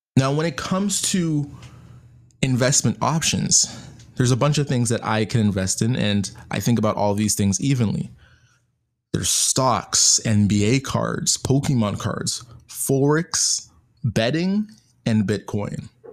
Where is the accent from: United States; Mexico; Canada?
Canada; being Canadian